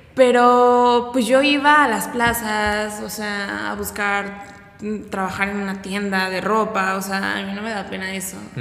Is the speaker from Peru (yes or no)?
no; Pachuca, Hidalgo, Mexico; moved away as an adult; also born or lived in Toluca; now in Puebla, Mexico; fui para Pachuca, de donde yo soy. Eh, ahí viví 10 años